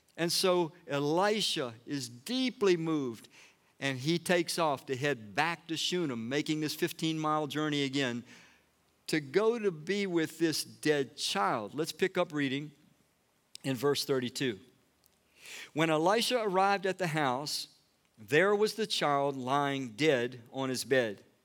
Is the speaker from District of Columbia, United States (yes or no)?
yes; Washington, District of Columbia, United States; I was born in Washington, D C